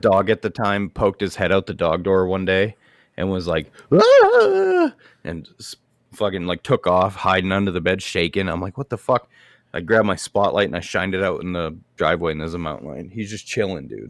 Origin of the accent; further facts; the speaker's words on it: Maine, United States; moved away; I come from Maine.